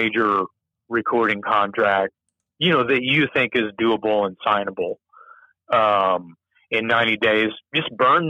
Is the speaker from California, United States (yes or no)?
no; Texas, United States; And here we are, something different, being we're from Texas.